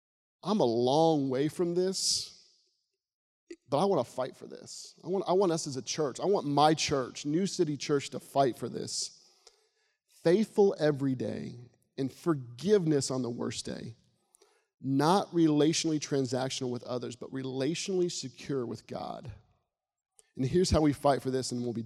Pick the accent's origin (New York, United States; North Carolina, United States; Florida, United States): Florida, United States; a small town where I grew up in Florida